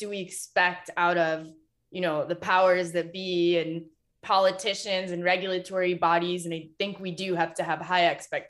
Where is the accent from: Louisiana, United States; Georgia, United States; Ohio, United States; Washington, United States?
Ohio, United States; Toledo; I grew up in Toledo